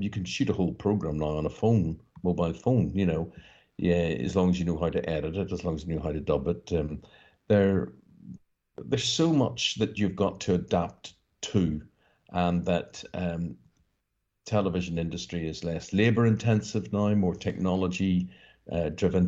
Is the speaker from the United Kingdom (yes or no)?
yes; Northern Ireland, United Kingdom; growing up in Northern Ireland